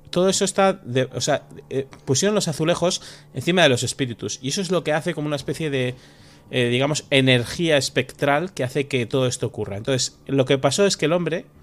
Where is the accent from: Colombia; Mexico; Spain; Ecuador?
Spain; San Sebastián, Basque Country; moved away as an adult; now in Madrid, Spain; yo soy de San Sebastián, pero estoy viviendo en Madrid estos últimos años